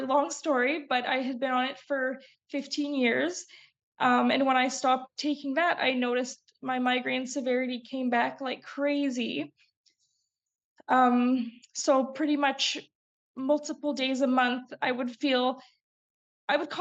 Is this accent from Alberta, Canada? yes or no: yes; Calgary, Alberta, Canada; now in Vancouver Island, Canada; I grew up in Alberta, which in Calgary, Alberta, is actually really notorious for weather-related migraines